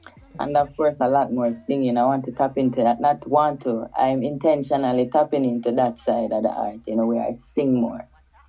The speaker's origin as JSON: {"language": "English", "town": "Kingston", "country": "Jamaica", "said": "I am in Kingston, Jamaica now. I hail from Kingston, Jamaica."}